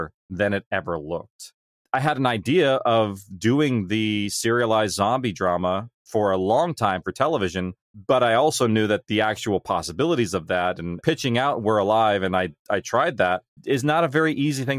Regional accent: California, United States; my small town in California

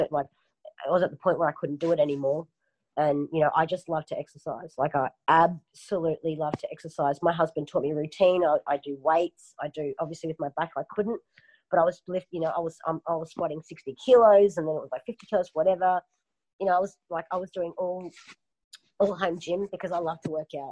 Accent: Surfers Paradise, Queensland, Australia; also born or lived in Melbourne; So I grew up in Surfers Paradise

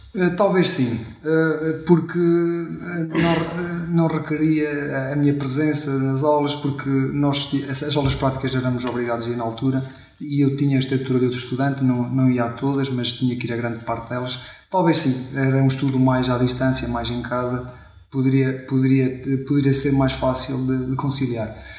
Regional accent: Chaves, Norte, Portugal; fui nascido e criado em, em Chaves

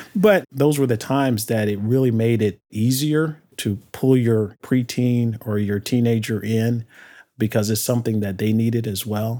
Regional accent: Detroit, Michigan, United States; I grew up in Detroit

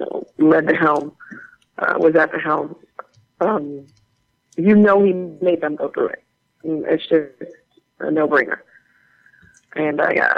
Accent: New Orleans, Louisiana, United States; moved away; my hometown. We were in New Orleans

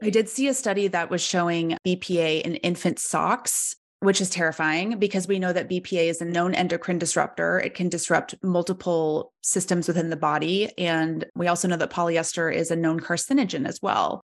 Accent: Oklahoma City, Oklahoma, United States; moved away as an adult; also born or lived in London; I grew up in Oklahoma City

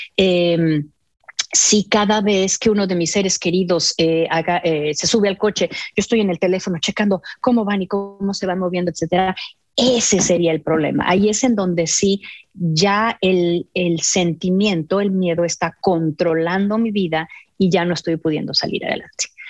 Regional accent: Mexico; moved away; soy mexicana

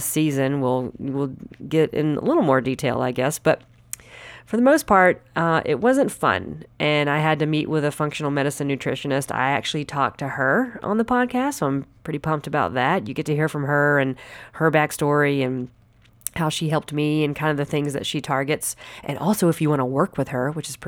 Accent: Anderson, South Carolina, United States; moved away as an adult; now in Los Angeles, United States; I am originally from Anderson, South Carolina, home and land of all the fried foods

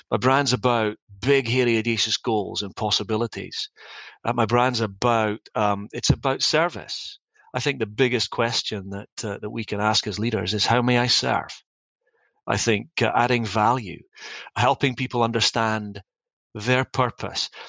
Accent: Dundee, Scotland, United Kingdom; back home in Scotland around my family and the people that I loved. I wanted to make a difference in my hometown of Dundee.

